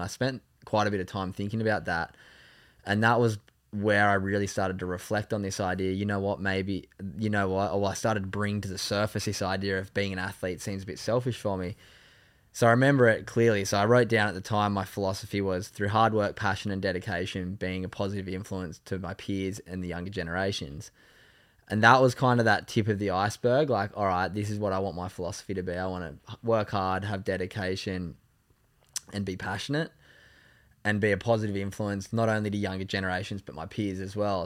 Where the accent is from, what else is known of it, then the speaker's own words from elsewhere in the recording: Sydney, New South Wales, Australia; I grew up in North Narrabeen